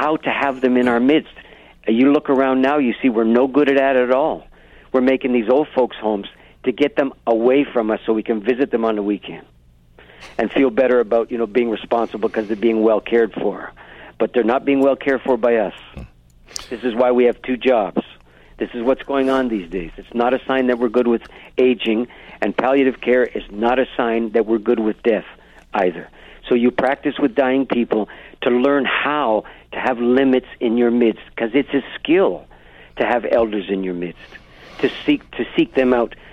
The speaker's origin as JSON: {"language": "English", "country": "Canada", "said": "as a Canadian"}